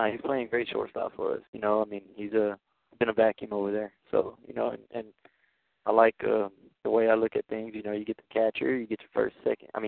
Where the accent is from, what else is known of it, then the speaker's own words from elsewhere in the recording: Houston, Texas, United States; I'm from H Town. You from H Town? Houston. I'm from Houston.